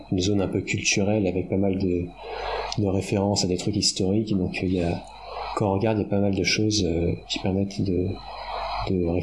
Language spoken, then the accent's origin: French; France; parce que comme on est Français, on est beaucoup plus intelligent que le reste de la planète, c'est bien connu.